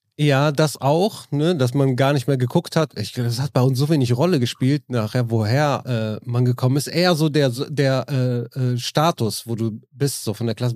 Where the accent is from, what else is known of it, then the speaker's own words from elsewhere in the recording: Neuss, North Rhine-Westphalia, Germany; ich komme ja aus Neuss, Düsseldorf ist direkt nebenan